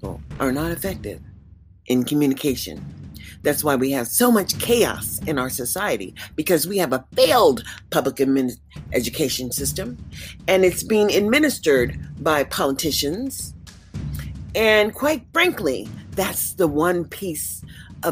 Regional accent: Columbus, Mississippi, United States; now in Nevada, United States; an American citizen, born in Mississippi. Columbus

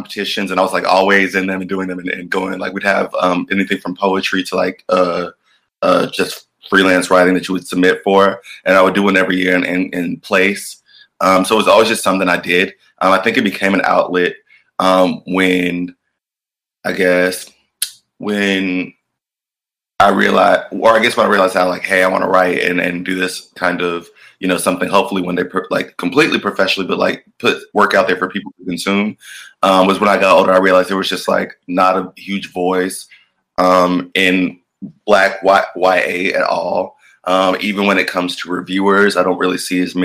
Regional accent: Atlanta, Georgia, United States; I'm from Atlanta, Georgia

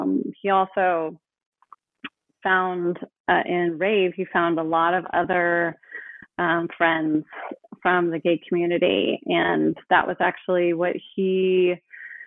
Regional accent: Oakland, California, United States; I grew up in Oakland

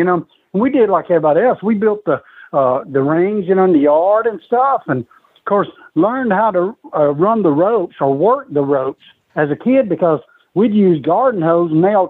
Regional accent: Nashville, Tennessee, United States; I was born in Nashville, Tennessee.

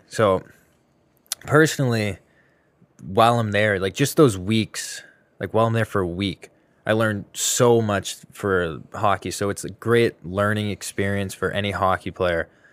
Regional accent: Boston, Massachusetts, United States; I'm from Mass, the Greater Boston

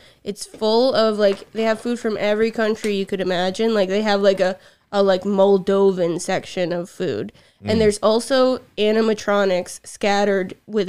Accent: Vermont, United States; moved away as an adult; now in Cincinnati, United States; I'm from Vermont.

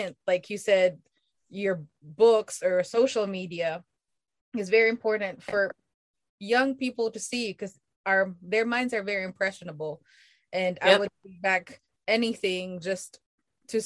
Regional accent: Philippines; I'm Filipino, like Veronica said, and you know, the origins of my people are called Aitas

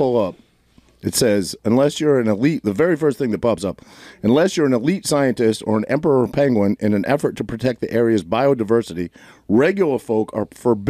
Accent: Maine, United States; where I grew up in Maine.

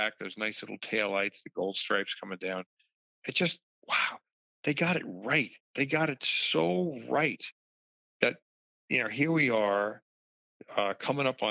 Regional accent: Long Island, New York, United States; I grew up on Long Island

